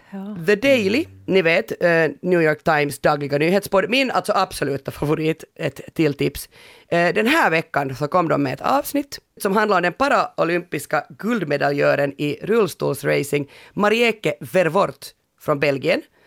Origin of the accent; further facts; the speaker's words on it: Finland; hemma i Finland